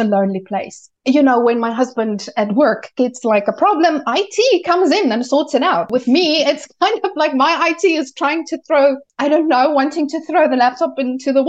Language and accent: English; South Africa; moved away as an adult; also born or lived in United Kingdom / Malta; now in Germany; we moved from South Africa, where I am originally from, and we moved to Europe